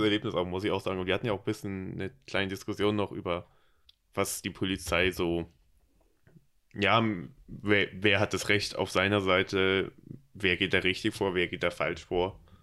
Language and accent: German; Berlin, Germany; accent: Hochdeutsch; Komme ich aus Berlin und daher das Hochdeutsch